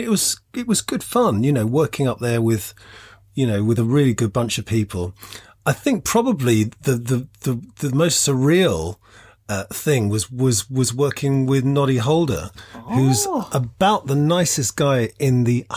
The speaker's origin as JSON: {"language": "English", "region": "London", "country": "United Kingdom", "moved": "as an adult", "said": "I wasn't from that area. I'm from London. I was kind of missing home"}